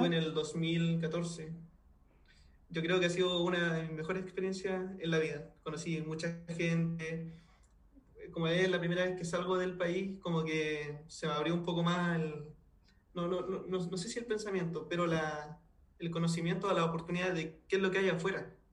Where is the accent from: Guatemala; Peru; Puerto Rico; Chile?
Chile; moved away as an adult; also born or lived in Spain; now in Germany; yo como chileno